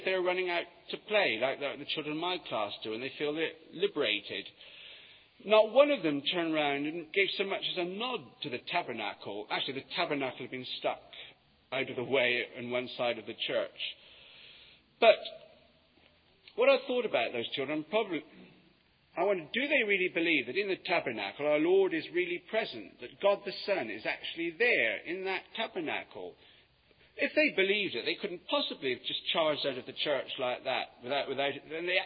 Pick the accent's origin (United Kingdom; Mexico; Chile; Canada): United Kingdom; Yeovil, South West England; moved away as an adult; now in London, United Kingdom; I come from Yeovil. And when I was at school, until I left to come up to London, there'd been no work in Yeovil